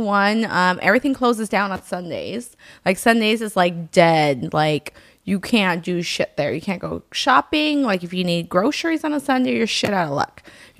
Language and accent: English; Germany; I grew up in Germany, or I lived on and off a lot in Germany, and it was always so fucking cold.